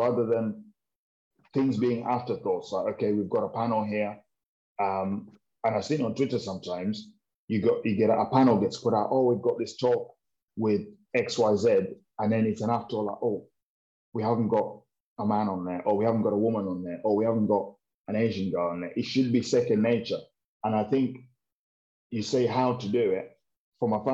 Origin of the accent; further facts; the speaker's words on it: Kenya; now in United Kingdom; as a Kenyan in Kenya, with the 44 tribes that are there, mum's from Kikuyu tribe, dad's from Aluo tribe, and both Kenyans